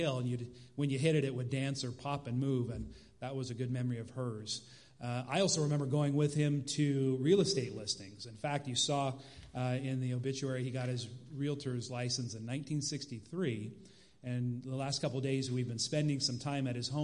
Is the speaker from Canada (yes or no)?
no; Sacramento, California, United States; my family and I, we grew up in Sacramento, right, just a few hours from here.